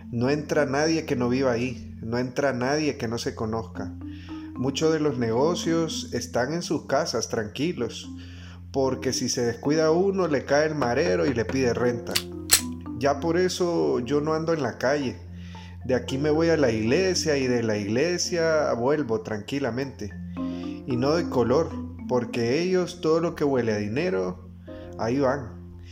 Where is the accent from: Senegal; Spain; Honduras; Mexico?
Honduras; Esta es nuestra patria y como hondureños amo el lugar que me vio nacer.